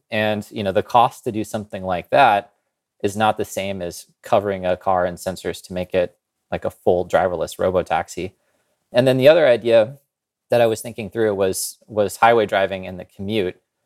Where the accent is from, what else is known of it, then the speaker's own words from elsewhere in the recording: Kansas, United States; I grew up in Kansas